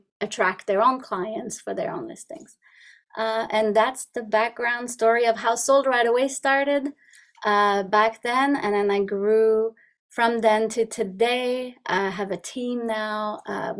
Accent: Montreal, Quebec, Canada; English is a second language; moved away as an adult; now in Ontario, Canada; I'm originally from Montreal. I lived all my life in Montreal

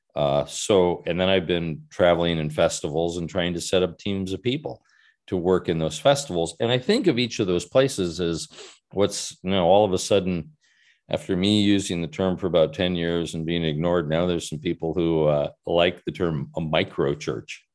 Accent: United States; also born or lived in Southern California; now in Salem, United States; I'm an American

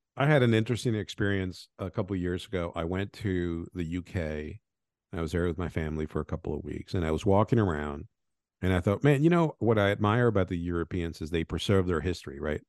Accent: Venezuela; moved away; also born or lived in Colombia; I was born in Venezuela. I grew up in Colombia and Venezuela

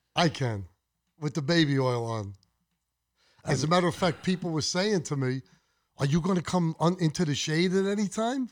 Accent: Brooklyn, New York, United States; I grew up with him in Brooklyn

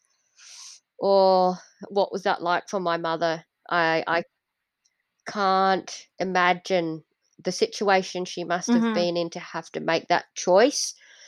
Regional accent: Indonesia; born there; I know that I was born in Indonesia, but I didn't have the opportunity to become Indonesian because I didn't know the food.

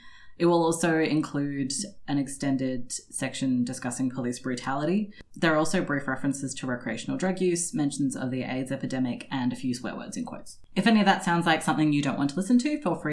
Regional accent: Melbourne, Victoria, Australia; we're from Melbourne

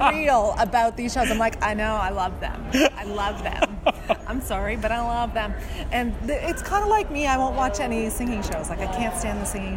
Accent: Canada; as a Canadian

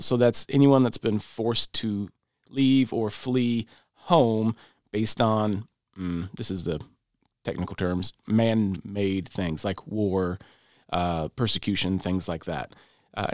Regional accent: Michigan, United States; I'm from Michigan. We moved to Tennessee in about 1993.

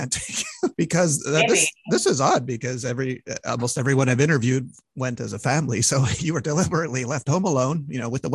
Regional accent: Montreal, Quebec, Canada; moved away; from my hometown of Montreal

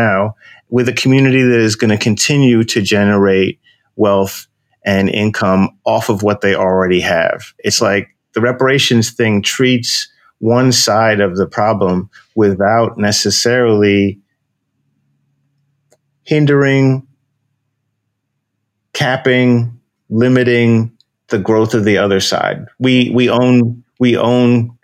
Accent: New York, United States; We're from New York

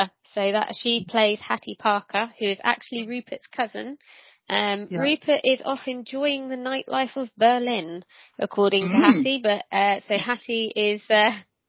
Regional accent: England, United Kingdom; I am English

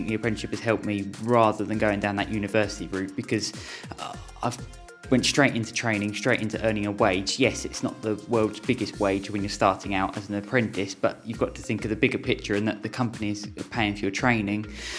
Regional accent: Ashford, South East England, United Kingdom; I've been looking after my hometown paper for almost 2 years now

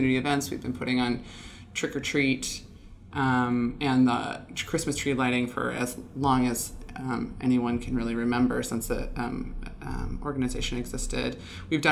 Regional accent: Illinois, United States; moved away as an adult; now in Bellingham, United States; I'm from Illinois and moved here about 11 years ago

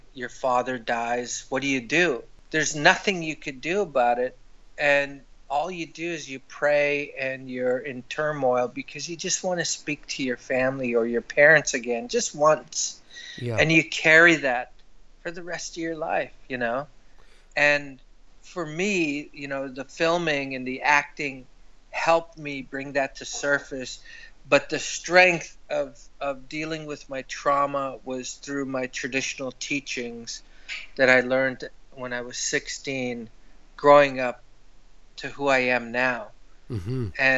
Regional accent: Winnipeg, Manitoba, Canada; moved away as an adult; also born or lived in Ottawa; Everything happened in Manitoba when my parents died when I was young. And then I grew up in Winnipeg

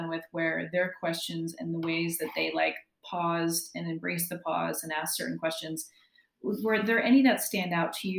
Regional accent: New Jersey, United States; that little community growing up in New Jersey

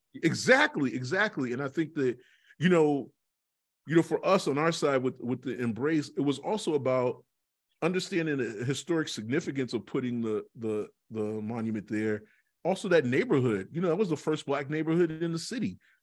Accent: Boston, Massachusetts, United States; I grew up in Dorchester, which is actually the best part of the city

